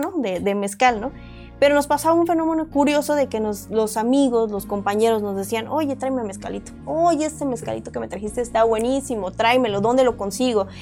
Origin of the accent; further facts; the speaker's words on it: Oaxaca, Mexico; now in Mexico City, Mexico; Nosotros somos ambos oaxaqueños